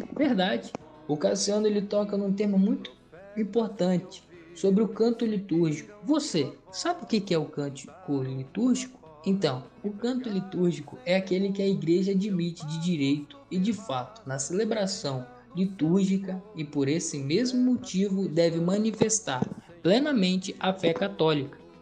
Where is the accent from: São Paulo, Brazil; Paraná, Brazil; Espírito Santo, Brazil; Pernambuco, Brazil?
Espírito Santo, Brazil; Aracruz; tenho 21 anos, sou natural de Aracruz, da paróquia São João Batista e da comunidade do interior chamada São Caetano